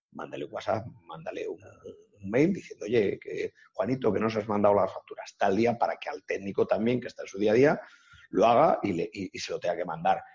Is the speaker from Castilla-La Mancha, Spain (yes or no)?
yes; Sacedón, Castilla-La Mancha, Spain; yo abrí en mi pueblo, en Sacedón